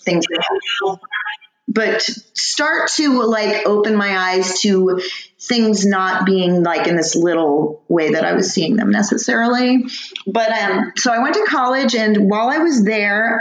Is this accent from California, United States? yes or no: yes; Tustin, California, United States; Tustin, and my parents still actually live there. Yeah, so Orange County, right in the middle of Orange County